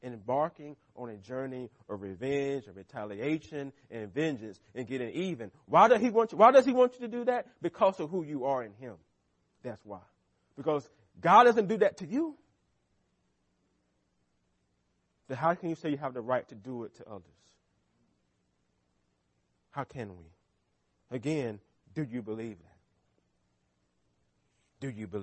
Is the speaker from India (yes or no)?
no; United States; as American Christians